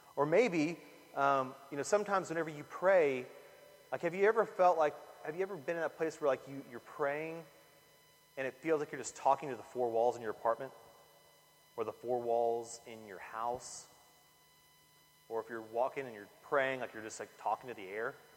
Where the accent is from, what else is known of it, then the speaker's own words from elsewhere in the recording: Corpus Christi, Texas, United States; I grew up in Corpus